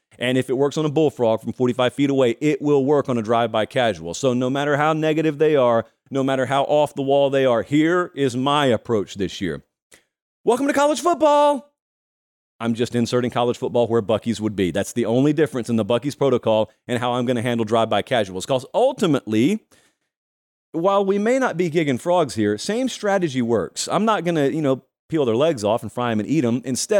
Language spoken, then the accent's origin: English; Southern United States, United States; as a young child growing up in the South